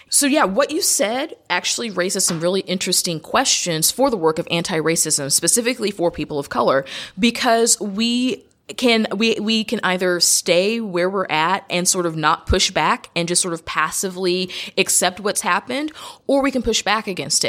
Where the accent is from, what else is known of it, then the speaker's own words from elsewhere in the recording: United States; I'm an American